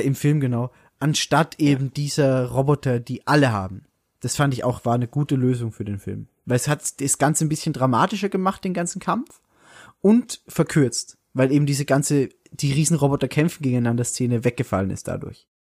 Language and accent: German; Salzburg, Austria; bei, bei uns in Salzburg